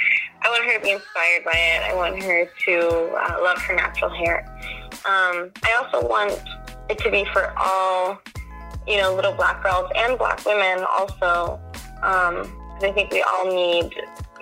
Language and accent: English; Washington, District of Columbia, United States; I was born and raised here in Washington, D.C.